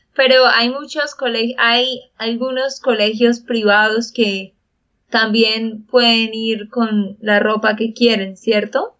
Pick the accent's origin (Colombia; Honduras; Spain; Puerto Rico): Colombia; Santander; de Santander, Colombia